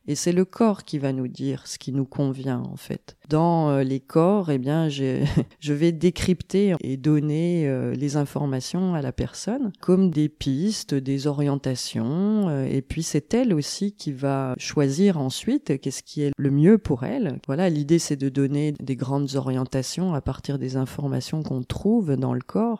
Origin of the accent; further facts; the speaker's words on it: Besançon, Bourgogne-Franche-Comté, France; J'ai grandi euh, à Besançon, en Franche-Comté